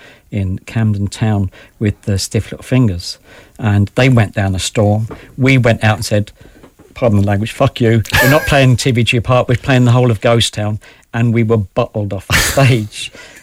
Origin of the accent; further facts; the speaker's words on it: Ireland; Well, I think because we're Irish, and I would include obviously … in this as well, is that we're storytellers, you know?